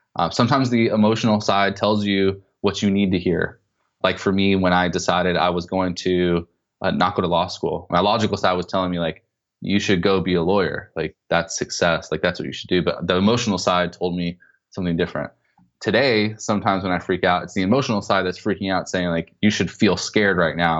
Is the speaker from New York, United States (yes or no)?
no; Southern California, United States; I grew up in Southern California to really poor, a really poor family